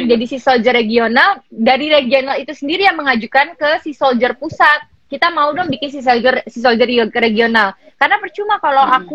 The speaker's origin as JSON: {"language": "Indonesian", "town": "Gresik", "region": "East Java", "country": "Indonesia", "said": "… di Gresik, soalnya aku dari Gresik."}